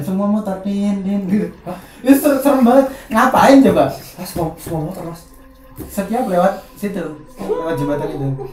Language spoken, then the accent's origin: Indonesian; Nganjuk, East Java, Indonesia; pas waktu kecil padahal di Nganjuk